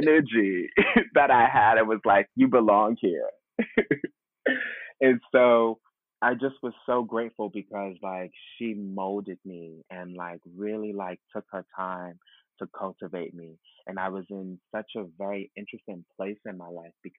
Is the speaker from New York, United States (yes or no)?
yes; New York City, New York, United States; born or raised there